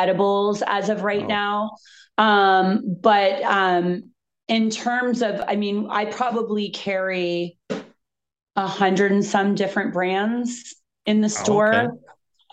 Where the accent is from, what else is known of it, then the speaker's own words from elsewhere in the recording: Fort Lauderdale, Florida, United States; also born or lived in East Coast; now in California, United States; I grew up in Fort Lauderdale in the 80s.